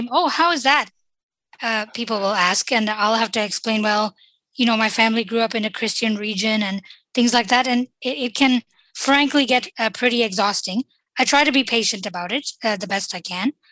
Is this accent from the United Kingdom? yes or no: no; Qatar; born there; my parents lived in Qatar uh, when, uh, and I was born there, and we immigrated from there here.